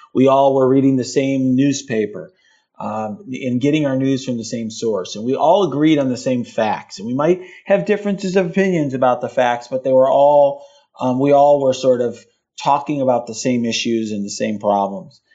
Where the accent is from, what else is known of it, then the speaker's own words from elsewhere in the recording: Chicago, Illinois, United States; I was born in Chicago.